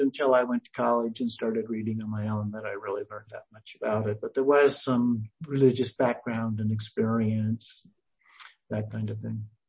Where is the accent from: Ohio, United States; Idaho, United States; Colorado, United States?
Idaho, United States; moved away as an adult; also born or lived in McMinnville, Oregon / Oregon; then we moved to Idaho where I was raised and went to uh, Idaho State University